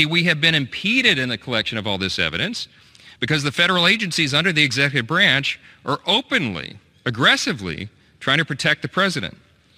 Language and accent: English; Louisiana, United States; the Western District of Louisiana, my home state